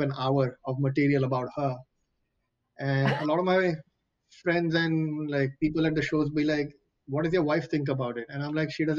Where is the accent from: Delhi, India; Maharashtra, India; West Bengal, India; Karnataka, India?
Maharashtra, India; Mumbai; first language Marathi; English is a second language; also born or lived in San Francisco; now in Fremont, United States; and I'm from Bombay, so my Marathi is very polluted. It's not the pure language.